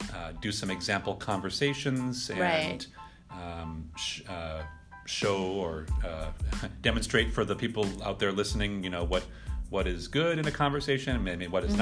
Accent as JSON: {"language": "English", "region": "Massachusetts", "country": "United States", "tie": "born or raised there", "said": "I was born here in Massachusetts, and I grew up here. And I studied Spanish for a long time, and I've been studying Portuguese more recently."}